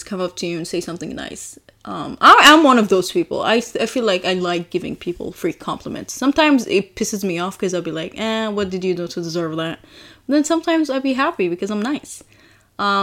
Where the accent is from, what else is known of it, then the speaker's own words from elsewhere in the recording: Yemen; moved away; my country